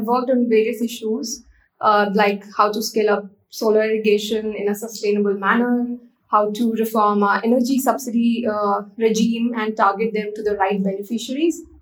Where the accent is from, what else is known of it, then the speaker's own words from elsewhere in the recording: Mathura, Uttar Pradesh, India; I I'm from Uttar Pradesh in India. I was born and brought up in a town called Mathura. Uh, it's uh, also famously known as the land of Lord Krishna uh, and is one of the seven sacred cities in Hinduism. So um, I grew up uh, in a very interesting environment.